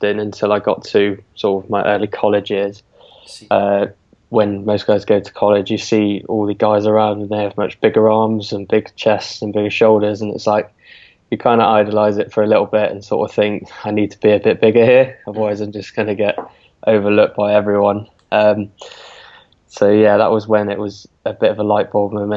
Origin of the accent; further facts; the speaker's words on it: Weston-super-Mare, South West England, United Kingdom; from the southwest of England, down in Weston, Supermare